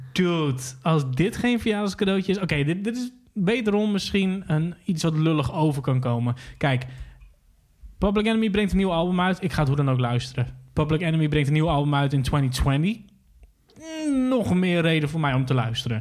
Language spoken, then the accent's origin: Dutch; Hoogezand, Groningen, Netherlands; ik ben opgegroeid in Hoge Zand, dus ik ging vaak naar Groningen toe